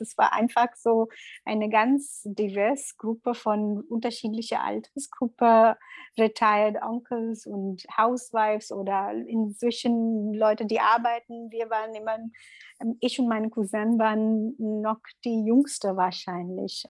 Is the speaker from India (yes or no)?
yes; Mumbai, Maharashtra, India; German is a second language; moved away as an adult; also born or lived in Middle East; now in Berlin, Germany; ich komme aus Indien und bin ähm, Yogalehrerin und bin Mutter von zwei Kindern. Und ähm, ursprünglich komme ich aus Mumbai und wohne in Berlin seit acht Jahren jetzt